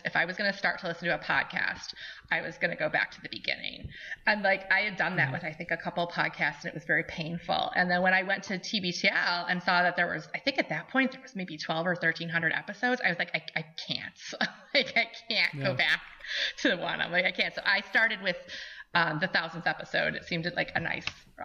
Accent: Brant, New York, United States; I grew up in Brant, New York, with about 20 miles south of Buffalo

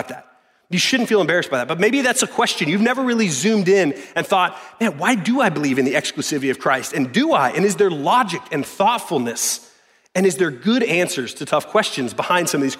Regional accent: the South, United States; I was born into in the South, in good old America

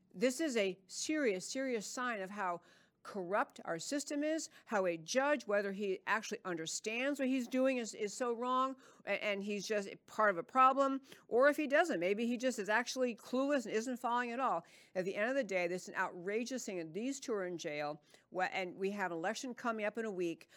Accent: New York, United States; moved away; I grew up in New York and I can speak quickly

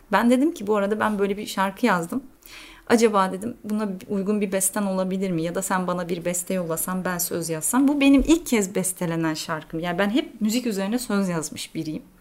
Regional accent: Turkey; now in Athens, Greece; Evet diyorum Türk'üm

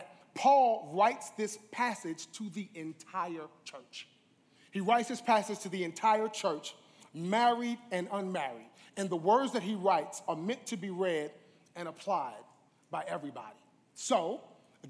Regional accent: New York, United States; I'm from New York

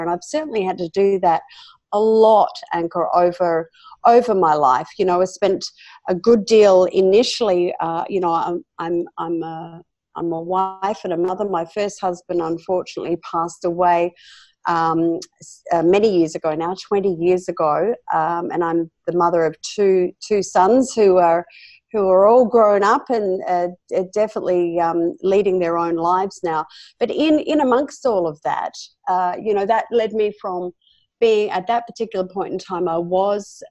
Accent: Australia; accent: Australian; This is where I'm born and bred

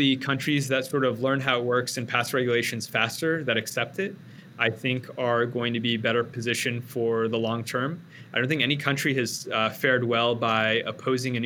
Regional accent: Bay Area, California, United States; moved away as an adult; now in Austin, United States; growing up in the Bay Area

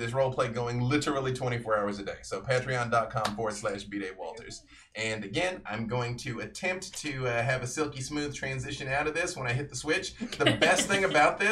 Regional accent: Arkansas, United States; I'm from Arkansas

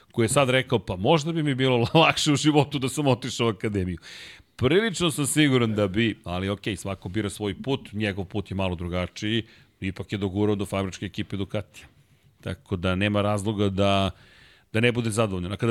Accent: Belgrade, Serbia; pošto sam odrastao u Zemunu

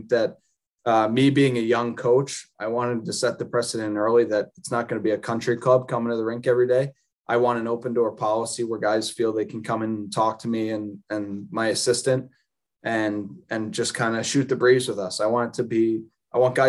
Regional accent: Philadelphia, Pennsylvania, United States; being from America, I grew up in Philadelphia

